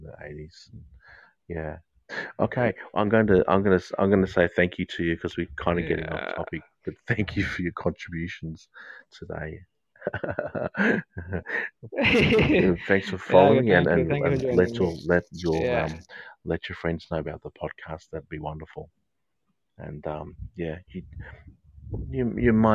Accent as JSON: {"language": "English", "region": "England", "country": "United Kingdom", "said": "I'm English. I follow the English cricket team."}